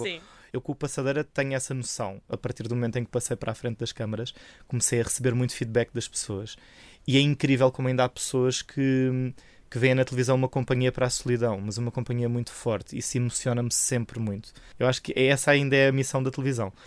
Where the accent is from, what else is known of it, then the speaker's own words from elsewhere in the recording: Algarve, Portugal; moved away as an adult; now in Lisbon, Portugal; Sou do Algarve, sou um algarvio marafado